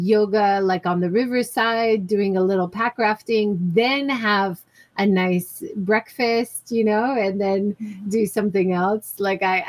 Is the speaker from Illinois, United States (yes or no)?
no; Oahu, Hawaii, United States; now in Hiroshima, Japan; I grew up in Hawaii on Oahu